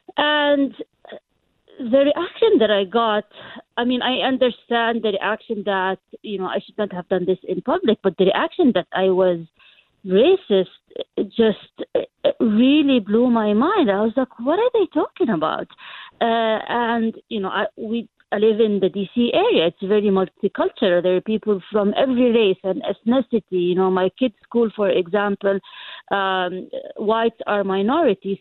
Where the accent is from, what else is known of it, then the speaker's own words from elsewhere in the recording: Jordan; first language Arabic; English is a second language; moved away as an adult; also born or lived in London, United Kingdom; now in United States; I was, uh, born and raised in Jordan